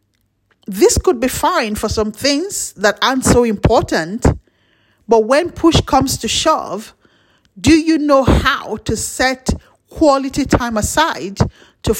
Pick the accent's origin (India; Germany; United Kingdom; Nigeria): Nigeria; As a Nigerian